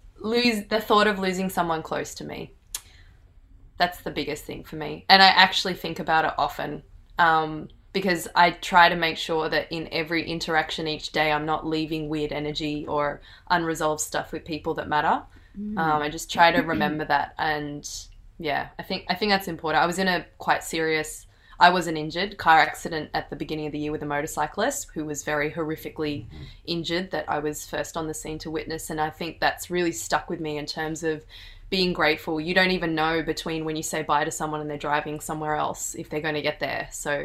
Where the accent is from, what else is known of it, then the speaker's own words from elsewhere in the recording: Fiji; I remember there's this group of Fiji Indians, and I'm Fiji Indian, and I walked past them. I can't speak the language.